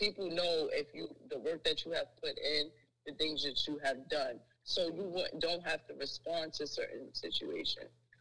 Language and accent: English; New York City, New York, United States; I'm from Harlem.